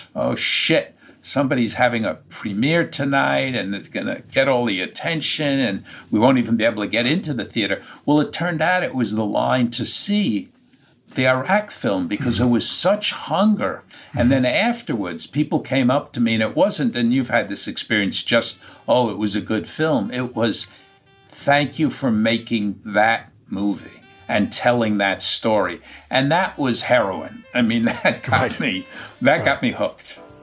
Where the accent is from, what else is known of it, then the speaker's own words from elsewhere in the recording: New York, United States; being a New Yorker in my heart and soul